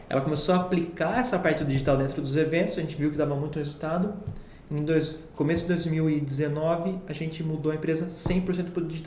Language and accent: Portuguese; Itatiba, São Paulo, Brazil; now in Piracicaba, Brazil; É, eu, como sou de Itatiba, eu casei e fui morar para Piracicaba.